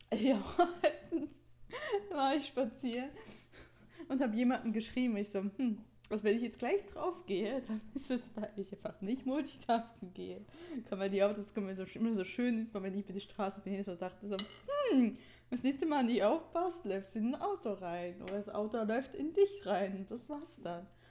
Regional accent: Switzerland; accent: Swiss; moved away; weil ich ja immer aufgezogen wurde für meinen Akzent

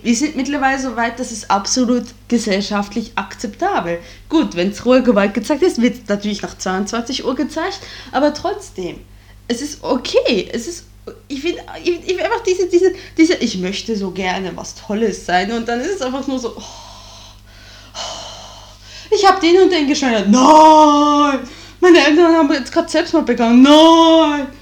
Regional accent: Bern, Switzerland; now in Germany; meinen alten Heimatkanton rausgesucht und das ist der Kanton Bern

